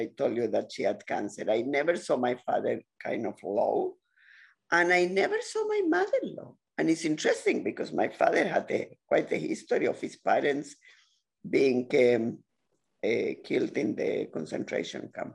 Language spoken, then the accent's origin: English; Chile; now in Ontario, Canada; Latin America, I come from Chile